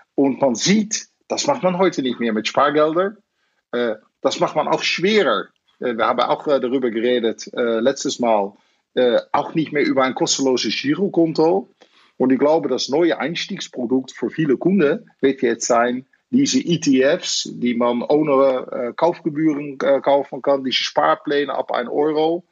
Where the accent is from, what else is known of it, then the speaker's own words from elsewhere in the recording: Netherlands; German is a second language; now in Germany; Ich bin natürlich Holländer